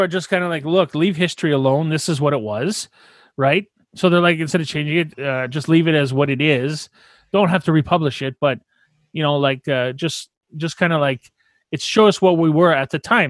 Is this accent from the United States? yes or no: no; Canada; we're French, uh, we're French Canadian